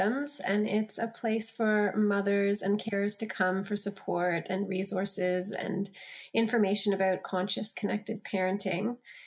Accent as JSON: {"language": "English", "country": "Canada", "also_born_or_lived": "Australia", "moved": "as an adult", "said": "I'm from Canada originally, and my husband's Australian. So I spent a decade in Australia"}